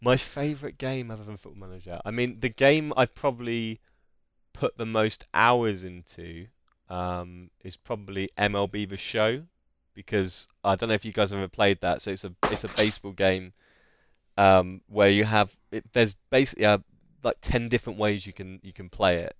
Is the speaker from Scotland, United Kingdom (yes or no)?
no; Essex, East of England, United Kingdom; we're both from Essex as well